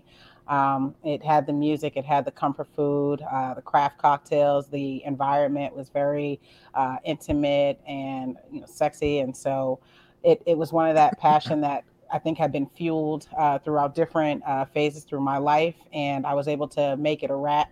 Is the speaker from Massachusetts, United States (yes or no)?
yes; Boston, Massachusetts, United States; I'm from Boston, Massachusetts, born and raised Roxbury, Dorchester area. Grew up in the South End as well